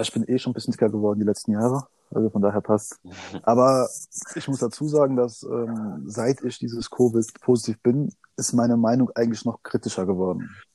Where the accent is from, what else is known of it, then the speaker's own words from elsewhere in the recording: Odenwald, near Darmstadt, Hesse, Germany; ich bin am Tor zum Odenwald aufgewachsen, geboren und lebe hier